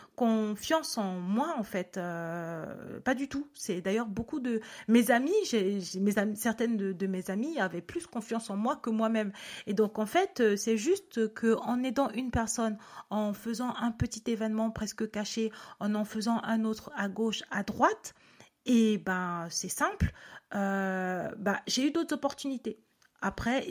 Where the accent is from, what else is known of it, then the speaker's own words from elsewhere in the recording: Cameroon; je suis née en Afrique et que du coup, enfin au Cameroun et que dans mon école, ben, il y avait plein